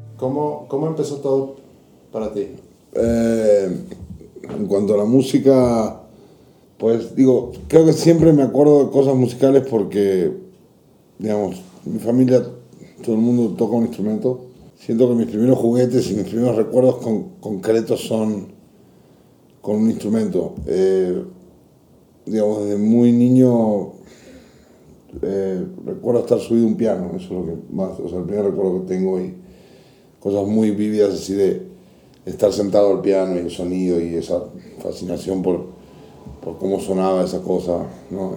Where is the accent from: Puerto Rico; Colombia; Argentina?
Argentina; Buenos Aires; moved away as an adult; also born or lived in Córdoba, Argentina; now in Mexico; Nací en Buenos Aires, luego eh, vinieron los militares, o pues, sea, subió un gobierno militar a mi país y nos fuimos a vivir a, Córdoba, que es una provincia al campo. Crecí ahí hasta, de los 8 a los 13 años y luego regresé a Buenos Aires